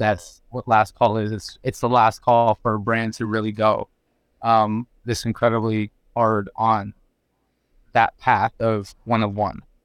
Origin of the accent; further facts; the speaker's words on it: Geneva, Florida, United States; also born or lived in Mexico; I'm from Geneva